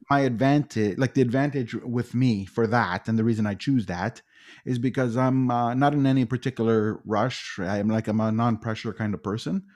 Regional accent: Toronto, Ontario, Canada; born and raised in Etobicoke for forty of my forty-four years.

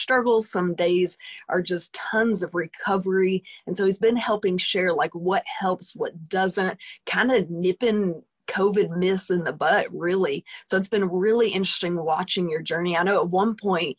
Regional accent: Arkansas, United States; I'm from Arkansas

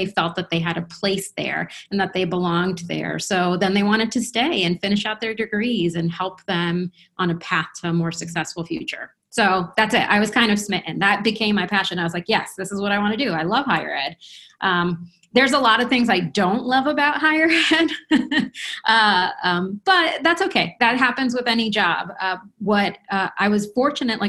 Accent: New Jersey, United States; first language Spanish; English is a second language; moved away as an adult; also born or lived in Colombia / Boston / Michigan / Cleveland, Ohio; I am a native of Colombia, so I actually came to the country. I moved to the country when I was 4, and I grew up in New Jersey

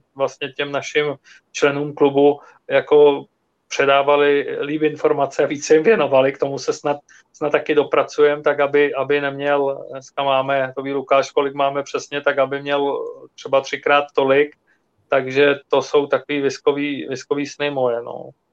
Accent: Czechia

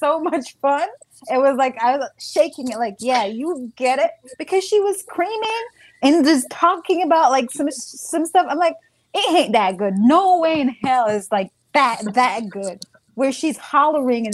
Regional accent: Jamaica; moved away as an adult; growing up in Jamaica

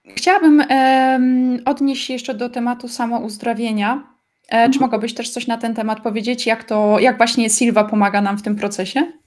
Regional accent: Zabrze, Silesian Voivodeship, Poland; now in Germany; jestem z mojej miejscowości, jestem z Zabrza na Śląsku i mieszkam teraz w Niemczech

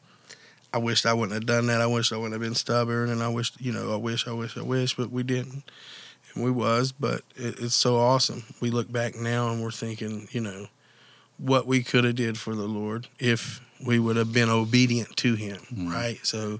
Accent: Mingo County, West Virginia, United States; also born or lived in Nitro, West Virginia; I'm originally from Mingo County

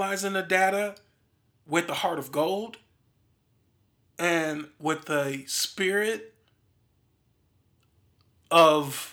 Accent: Milwaukee, Wisconsin, United States; I'm from Milwaukee, Wisconsin.

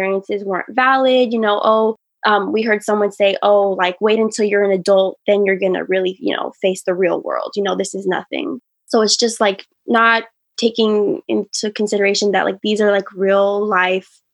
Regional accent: Richmond, California, United States; I grew up and raised there

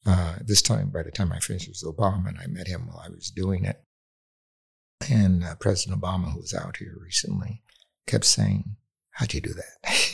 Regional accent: Los Angeles, California, United States; also born or lived in New York; I grew up in New York, Los Angeles

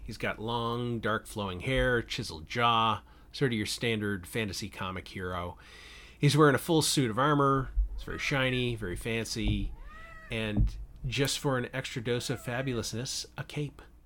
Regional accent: Canada; moved away as an adult; now in California, United States; I am Canadian, though I've been living in California for the last sixteen years.

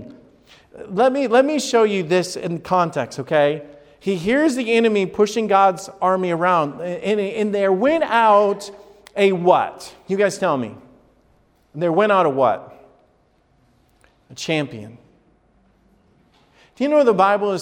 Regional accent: Huntsville or Decatur, Alabama, United States; now in Columbus, United States; I grew up in Huntsville or Decatur, Alabama

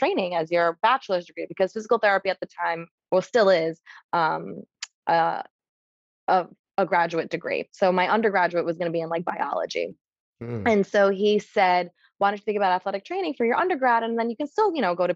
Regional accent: New York City, New York, United States; I grew up in New York City

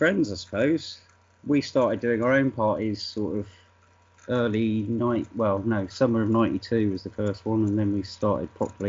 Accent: Wolverhampton, West Midlands, United Kingdom; moved away; also born or lived in Cheltenham / London; Originally from Wolverhampton. I'm not from London at all.

